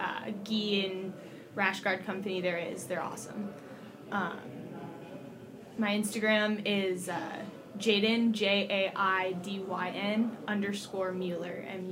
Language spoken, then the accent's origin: English; Littleton, Colorado, United States; I'm 18. I'm from Littleton, Colorado